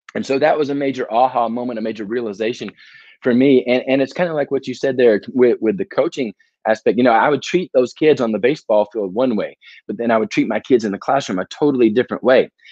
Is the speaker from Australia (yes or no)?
no; Murfreesboro, Tennessee, United States; also born or lived in Jacksonville, Florida / Baton Rouge, Louisiana; Murfreesboro, Tennessee. It's about 30 minutes southeast of Nashville and so that's where I grew up